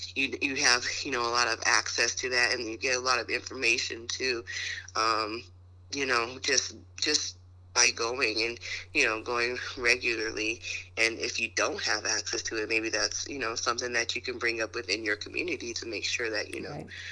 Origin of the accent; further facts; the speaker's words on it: United States; being American